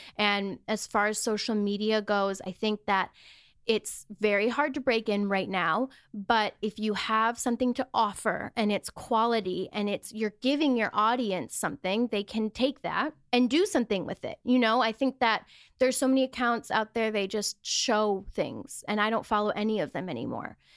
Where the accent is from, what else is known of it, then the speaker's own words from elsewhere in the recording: Wisconsin, United States; moved away as an adult; now in Los Angeles, United States; I grew up in Wisconsin in a very small town